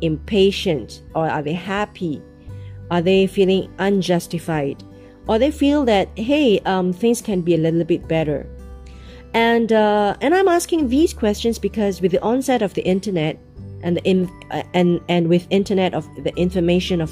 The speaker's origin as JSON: {"language": "English", "country": "Singapore", "said": "from where I come from, Asia and Singapore"}